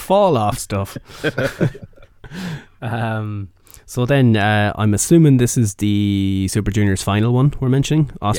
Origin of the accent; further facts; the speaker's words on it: Ireland; this isn't bias of being Irish